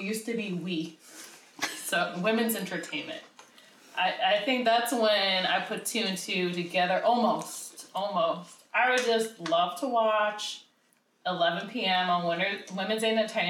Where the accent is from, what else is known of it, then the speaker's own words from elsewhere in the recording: New York City, New York, United States; I'm from Staten Island. Yeah, Staten Island